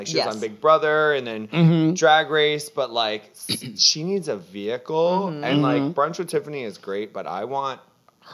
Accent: Florida, United States; I'm from Florida

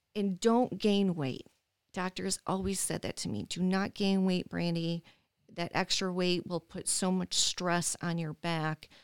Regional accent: Dearborn Heights, Michigan, United States; moved away as an adult; also born or lived in Las Vegas, Nevada; born and raised in Dearborn Heights, and, um, I left Michigan when I was twenty-five to move to Las Vegas, Nevada

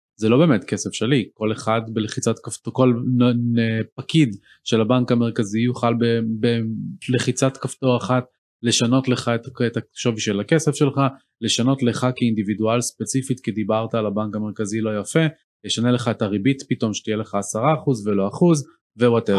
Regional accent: Israel; בתור ישראלים

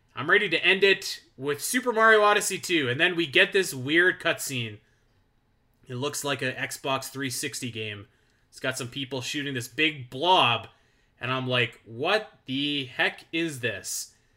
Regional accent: Canada; I'm Canadian

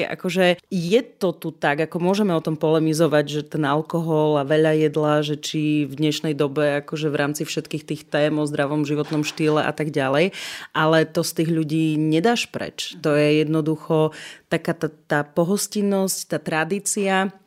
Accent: eastern Slovakia, Slovakia; Zobrala som kamarátov z Bratislavy, z rôznych častí Slovenska k nám domov na východ, pretože chceli vidieť, odkiaľ som, odkiaľ pochádzam, kde som vyrastala.

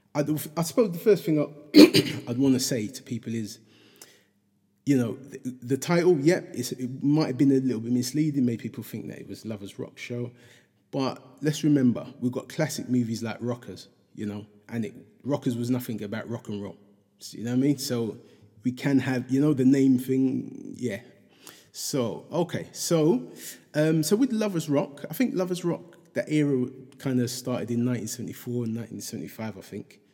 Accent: London, United Kingdom; me growing up in Hackney

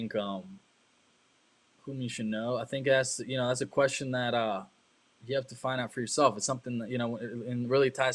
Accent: Germany; moved away; also born or lived in Costa Rica / China; I grew up in Germany

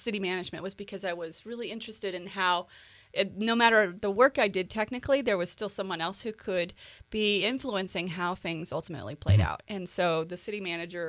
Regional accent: Colorado, United States; moved away as an adult; now in Helena, United States; I am a Colorado raised but Montana loving gal

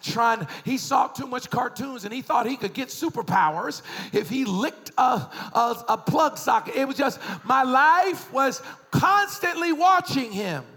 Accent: Boston, Massachusetts, United States; I was raised in Boston.

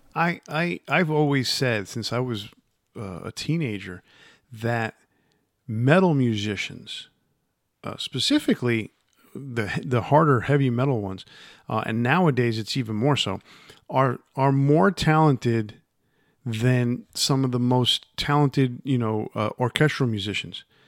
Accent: New York area, United States; growing up in the New York area like I did

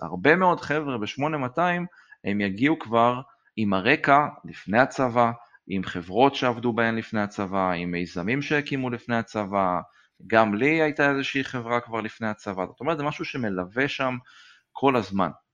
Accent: Modi'in, Central District, Israel; גדלתי במודיעין

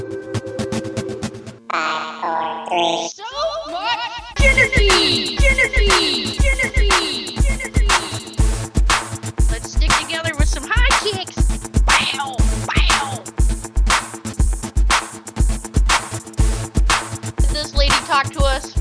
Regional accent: Michigan, United States; now in Johnson City, United States; I'm originally from Michigan. That's why I don't sound like, but I live in Tennessee

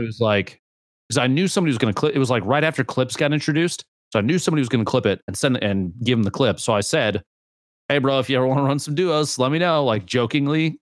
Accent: Nebraska, United States; I'm from Nebraska

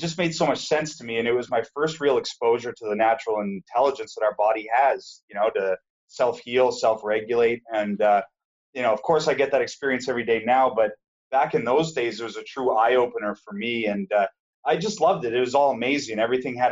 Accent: Saskatchewan, Canada; moved away; also born or lived in Eastern Canada; I grew up in Saskatchewan. So, used to be neighbors to you until I moved out east.

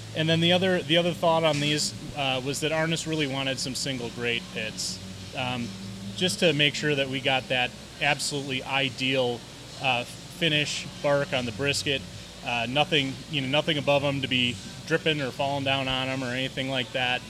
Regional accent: Wisconsin, United States; moved away as an adult; I'm from Wisconsin

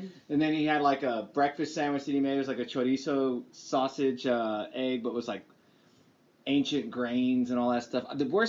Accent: Lubbock, Texas, United States; now in Austin, United States; I was born in Lubbock.

